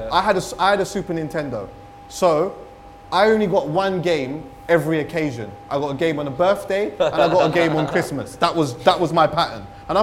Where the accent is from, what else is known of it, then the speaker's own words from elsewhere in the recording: London, United Kingdom; I had a sick time growing up in London, like sick time.